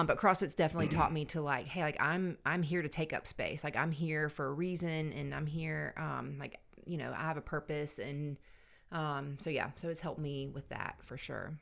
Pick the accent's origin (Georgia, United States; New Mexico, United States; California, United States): Georgia, United States; Savannah; moved away as an adult; now in Anderson, United States; I grew up in Savannah, Georgia